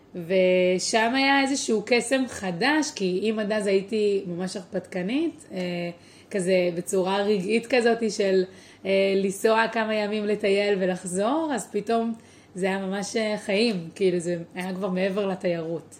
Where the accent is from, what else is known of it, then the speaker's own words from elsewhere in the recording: Tel Aviv, Tel Aviv District, Israel; also born or lived in Beersheba / San Diego; נולדתי בורן אנד רייז בתל אביב